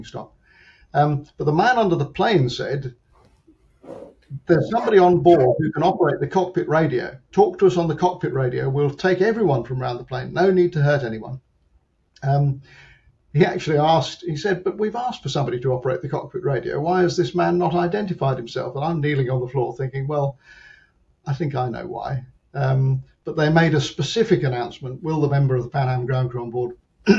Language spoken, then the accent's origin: English; London, United Kingdom; I'm from London.